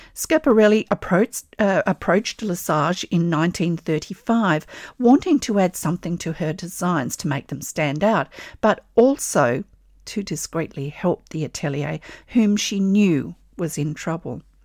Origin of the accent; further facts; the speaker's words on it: Australia; I'm an Australian textile artist